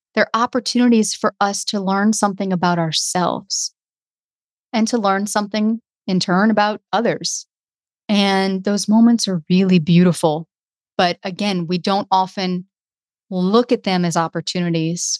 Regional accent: the South, United States; I was from the South

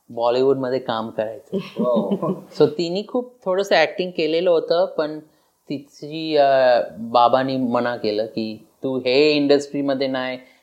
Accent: Los Angeles, California, United States; माझा जन्म झाला एक छोटंसं गाव त्याच्यात त्याचं नाव लॉस एंजलस ऐकलेलं आहे

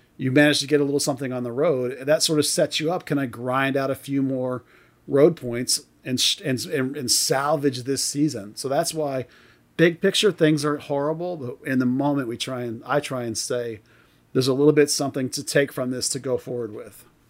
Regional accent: United States; I'm American

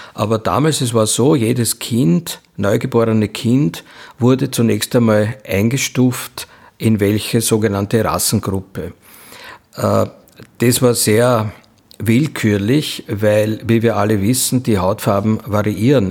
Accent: Austria; bei uns in Österreich

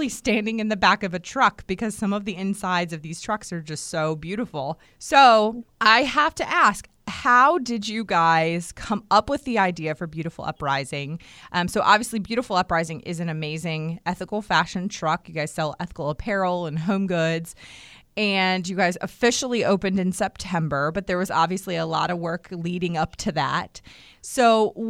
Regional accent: Washington, District of Columbia, United States; now in Durham, United States; I grew up in Washington, D.C.

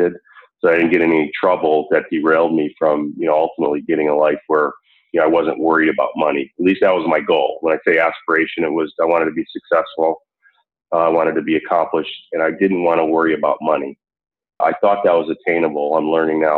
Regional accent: Buffalo, New York, United States; moved away as an adult; also born or lived in Chicago, Illinois / Atlanta, Georgia; I grew up for most of my time as a kid before leaving for college in Buffalo.

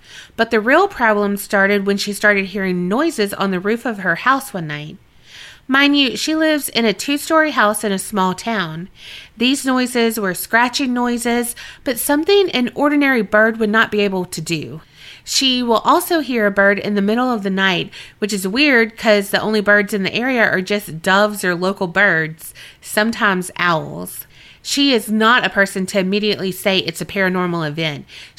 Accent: Colombia; now in Canada; For a bit of background, I am from Colombia. However, I currently live in Canada.

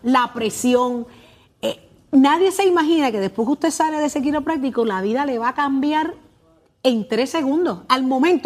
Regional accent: Puerto Rico; somos los puertorriqueños

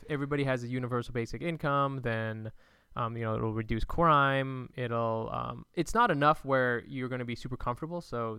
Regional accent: California, United States; I'm from California.

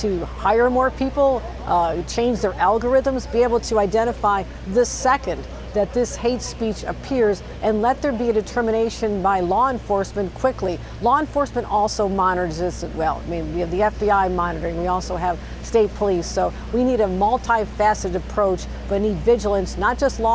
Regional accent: Buffalo, New York, United States; It's my hometown of Buffalo

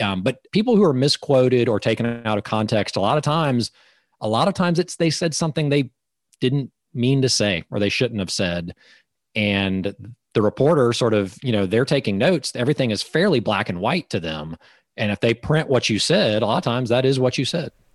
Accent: Georgia, United States; I'm from Georgia

